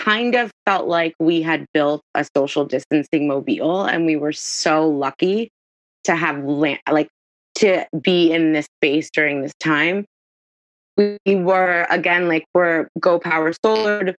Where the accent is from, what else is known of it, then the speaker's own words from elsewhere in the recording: New York, United States; moved away; also born or lived in Miami; so I grew up in New York, which is very small apartment.